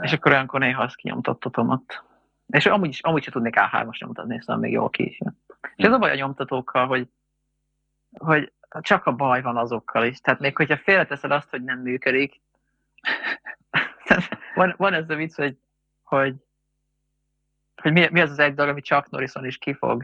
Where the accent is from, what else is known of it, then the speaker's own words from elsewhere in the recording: Hungary; mert magyarok vagyunk